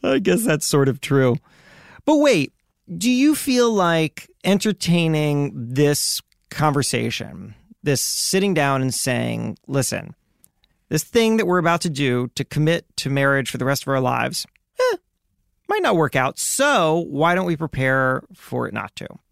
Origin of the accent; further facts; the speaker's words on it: Miami, Florida, United States; I grew up in Miami